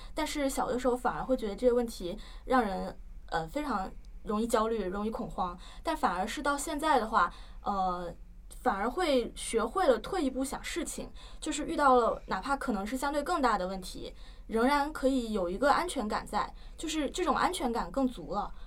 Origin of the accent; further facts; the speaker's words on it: China; 我们中国人也会去说，呃，过刚易辙